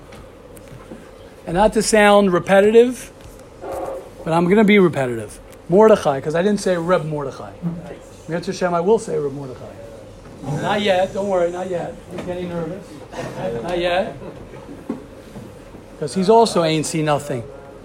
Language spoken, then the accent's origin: English; United States; moved away as an adult; now in Israel; I'm an American. I'm a proud American